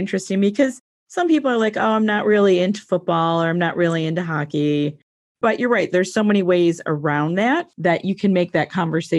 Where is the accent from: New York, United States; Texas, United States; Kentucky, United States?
New York, United States; Buffalo; I'm from Buffalo, New York.